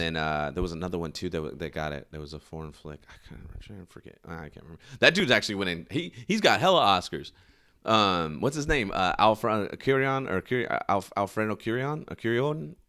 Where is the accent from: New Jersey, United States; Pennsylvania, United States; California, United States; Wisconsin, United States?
California, United States; Sacramento; over here in my hometown.